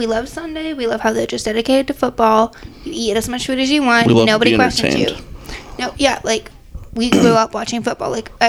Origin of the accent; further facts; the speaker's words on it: Iowa, United States; Like, we're from Iowa.